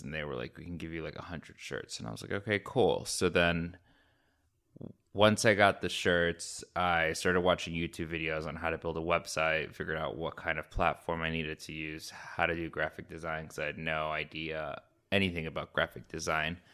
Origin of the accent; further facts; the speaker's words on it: Orlando, Florida, United States; moved away as an adult; also born or lived in Boston / New York / Fort Lauderdale / Chicago; now in Miami, United States; I grew up in Florida, in Orlando